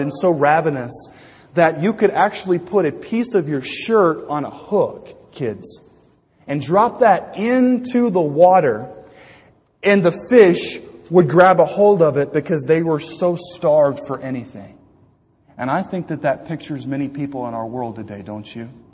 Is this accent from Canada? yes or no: no; Louisiana, United States; When I was growing up in Louisiana